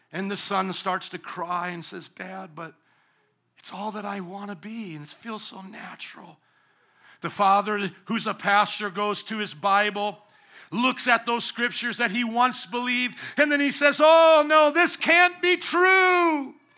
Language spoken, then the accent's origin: English; the South, United States; I grew up in the South